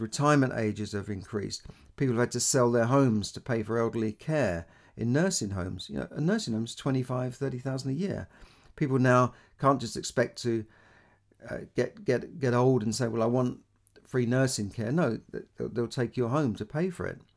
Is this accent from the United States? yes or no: no; London, United Kingdom; I grew up in London, uh, when, you know, in a part of London called Camden